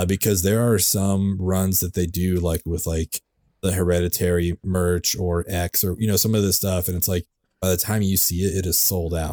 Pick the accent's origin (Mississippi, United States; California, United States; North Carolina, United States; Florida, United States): California, United States; also born or lived in San Francisco; I grew up in California, uh, and every other weekend I would spend with my dad in San Francisco